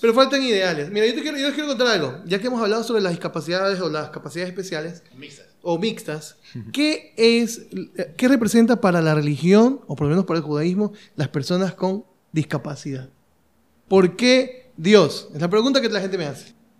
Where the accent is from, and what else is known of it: Ecuador